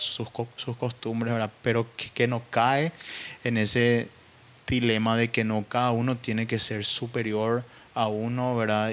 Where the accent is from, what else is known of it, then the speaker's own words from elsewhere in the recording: Paraguay; mayor enemigo ¿verdad? de un paraguayo es otro paraguayo, Y ahí te das cuenta que existe un, nivel de rivalidad entre nosotros